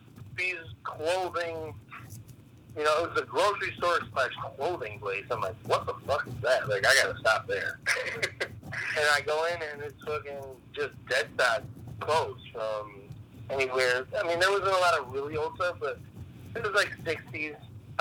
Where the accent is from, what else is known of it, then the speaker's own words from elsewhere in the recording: Pittston, Michigan, United States; it's my hometown. I'm from Pittston, Michigan, and I just know this certain spot.